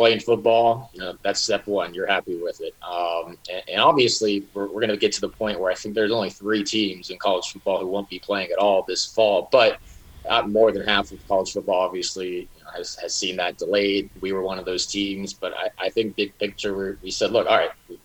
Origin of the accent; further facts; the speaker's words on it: Gulf Coast, United States; now in Miami, United States; My hometown just got hit by the last one. I forget the name of it already, but you know the Gulf Coast is having a tough time right now